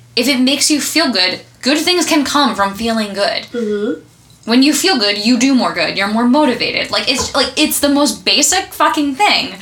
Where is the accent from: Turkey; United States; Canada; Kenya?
United States; I grew up right outside of New York